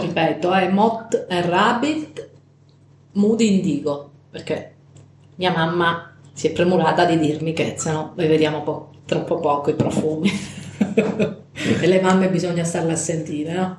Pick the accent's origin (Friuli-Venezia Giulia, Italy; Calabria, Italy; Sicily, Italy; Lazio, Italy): Calabria, Italy; della festa padronale del mio paesino in Calabria